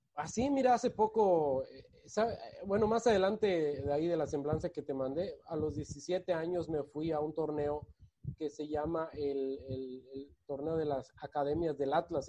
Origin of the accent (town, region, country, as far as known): Yucatán, Mexico; born or raised there; also born or lived in Guadalajara, Jalisco, Mexico